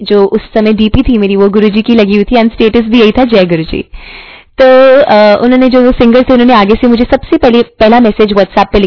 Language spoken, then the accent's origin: Hindi; Jalandhar, Punjab, India; जब मैं जलंधर से हूं तो जलंधर मंदिर जब गई